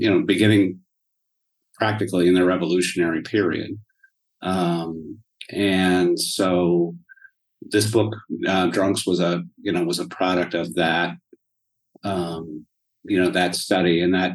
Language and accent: English; Denver, Colorado, United States; moved away as an adult; also born or lived in Cleveland, Ohio / Yellow Springs, Ohio; So I grew up for the most part in Denver.